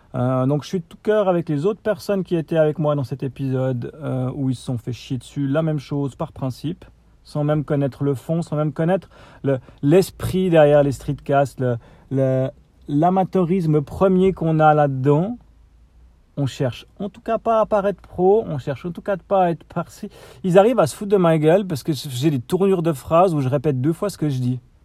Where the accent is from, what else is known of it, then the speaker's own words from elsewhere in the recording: Switzerland; accent: Swiss; mon accent suisse.